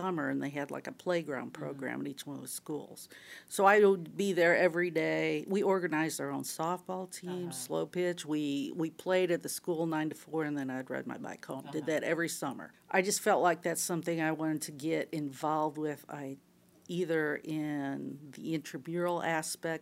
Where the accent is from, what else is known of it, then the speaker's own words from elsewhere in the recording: Northwestern Ohio, United States; moved away; Okay, I'm from Northwestern Ohio